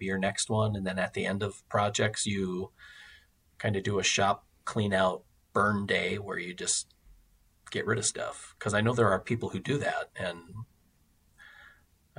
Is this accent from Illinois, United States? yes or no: no; Wisconsin, United States; I come from Wisconsin